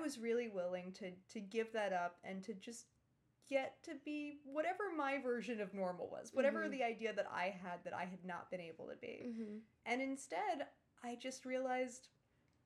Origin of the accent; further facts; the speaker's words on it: New York City, New York, United States; also born or lived in Ireland; I was raised on the Upper East Side